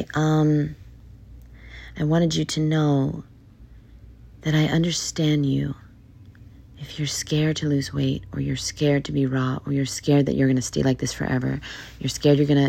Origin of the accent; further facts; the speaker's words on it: New York City, New York, United States; moved away; I'm from New York City.